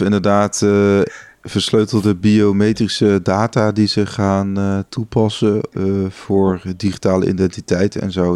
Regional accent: Netherlands; wij als Nederlander

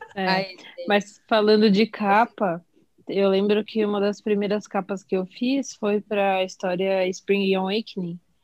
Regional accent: São Paulo, Brazil; tenho 25 anos, sou de São Paulo

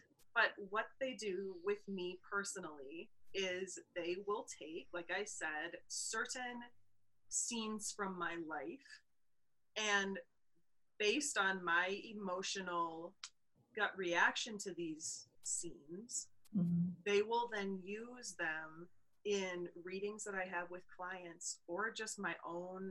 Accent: Wisconsin, United States; We are from Wisconsin

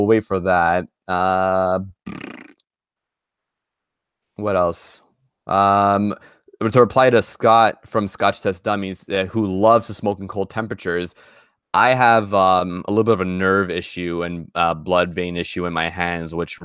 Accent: Canada; I was born in Canada, so I consider myself Canadian first

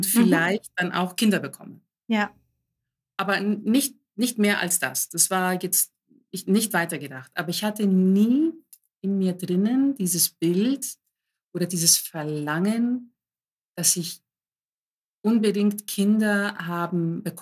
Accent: Greece; mein Hintergrund ist, ich bin Griechin, griechische Eltern und ich wurde immer so erzogen

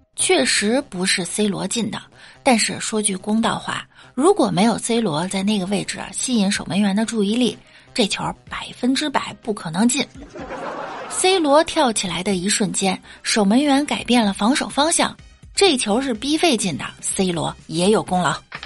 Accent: China; 作为中国人

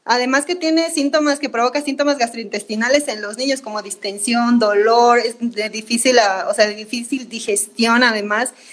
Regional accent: Bolivia; now in Mexico; De Bolivia.

